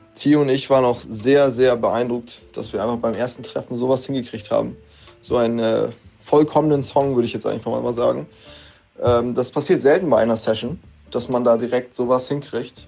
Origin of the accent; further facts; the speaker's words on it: Kiel, Schleswig-Holstein, Germany; Ich komme aus Kiel und bin 20 Jahre alt